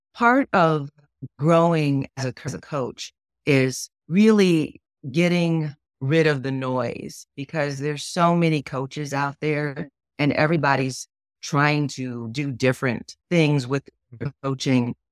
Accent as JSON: {"language": "English", "town": "Chicago", "region": "Illinois", "country": "United States", "tie": "born or raised there", "moved": "yes", "lives_now": "Kansas City, United States", "said": "I was born and raised in Chicago, Illinois"}